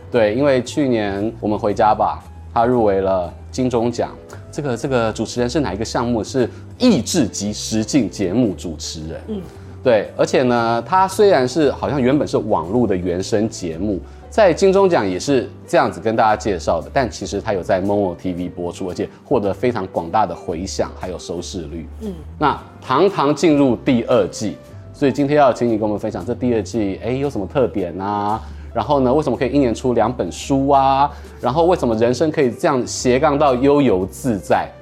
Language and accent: Chinese; Hualien County, Taiwan; 我家乡在花莲